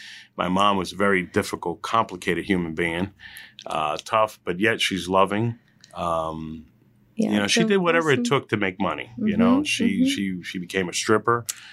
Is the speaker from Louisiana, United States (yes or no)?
no; Hillside, New Jersey, United States; also born or lived in Elizabeth, New Jersey; I went to high school in Elizabeth High. I was there for a couple of years. I'm from Hillside, and mm-hmm. I'm from that area of Union County.